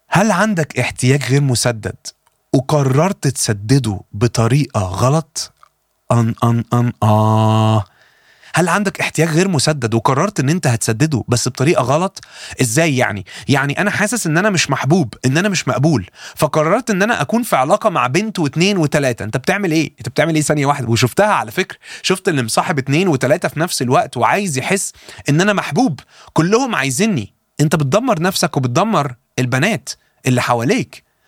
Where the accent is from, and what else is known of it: Egypt